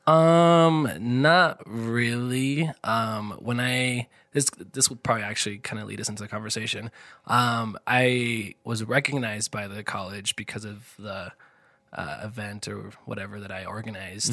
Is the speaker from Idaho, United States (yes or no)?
yes; Dubois, Idaho, United States; moved away as an adult; now in Idaho Falls, United States; my hometown, I'm actually from Du Bois